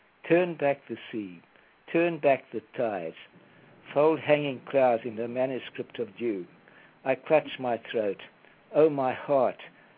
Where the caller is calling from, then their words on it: Delray Beach, Florida, United States; I'm calling from Delray Beach in Florida.